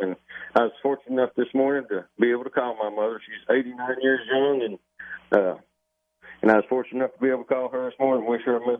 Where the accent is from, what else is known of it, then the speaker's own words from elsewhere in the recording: Tennessee, United States; So when I was a kid growing up on Center Hill Lake, and that's where I spent many of my summer, was on that lake.